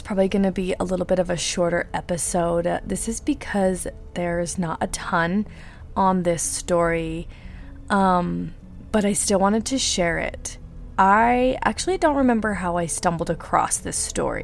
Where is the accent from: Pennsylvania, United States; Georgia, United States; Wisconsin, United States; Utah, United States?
Utah, United States; accent: Utah; I do have a really bad Utah accent. As a lot of you guys know, I am from Utah